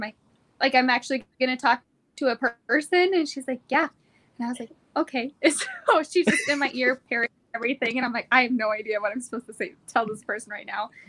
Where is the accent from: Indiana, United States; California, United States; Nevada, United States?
Nevada, United States; Pahrump; now in Idaho, United States; I was originally from Pahrump Nevada, which is like an hour outside mm-hmm. of Vegas. And I came to the Idaho area on vacation a few years beforehand and I fell in love with it.